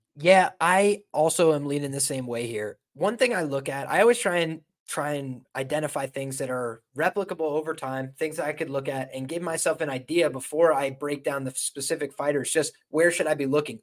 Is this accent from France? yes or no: no; Ireland; I'm Irish